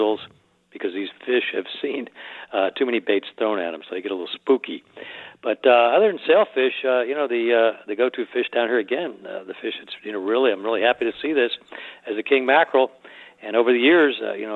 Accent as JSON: {"language": "English", "region": "South Florida", "country": "United States", "tie": "born or raised there", "said": "growing up in South Florida as a young man"}